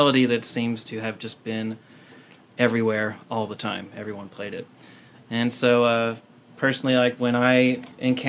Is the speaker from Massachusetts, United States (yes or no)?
no; Kentucky, United States; born or raised there; moved away as an adult; now in San Diego, United States